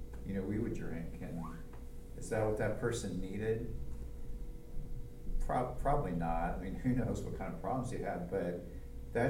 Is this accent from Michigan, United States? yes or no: no; Cleveland, Ohio, United States; moved away as an adult; also born or lived in Nashville, Tennessee; I grew up in Cleveland in the city